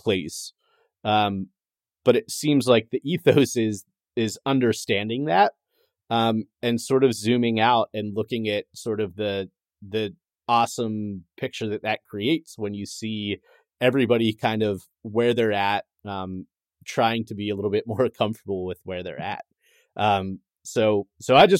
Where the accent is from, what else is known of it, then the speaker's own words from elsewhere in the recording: Pennsylvania, United States; I'm from Pennsylvania.